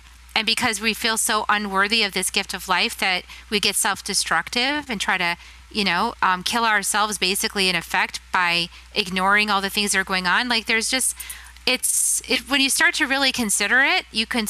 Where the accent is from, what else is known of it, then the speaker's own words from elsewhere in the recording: Texas, United States; my home state, Texas